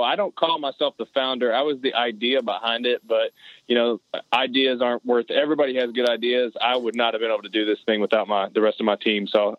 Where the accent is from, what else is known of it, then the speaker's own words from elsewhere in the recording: Middlesboro, Kentucky, United States; also born or lived in Harlan, Kentucky; I grew up in southeastern Kentucky and Middlesbrough, Kentucky. I was born in Harlan, grew up in a hunting environment.